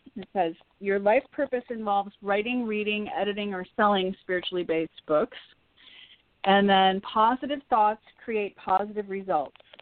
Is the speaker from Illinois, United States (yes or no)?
yes; Illinois, United States; now in Los Angeles, United States; I'm from Illinois. My parents live in Woodstock. Illinois, little tiny town